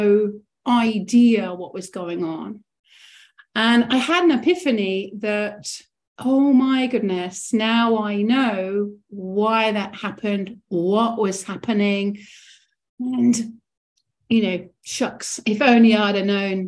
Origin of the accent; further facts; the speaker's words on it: Rochester, South East England, United Kingdom; I'm from Kent, Rochester originally, which is just south of London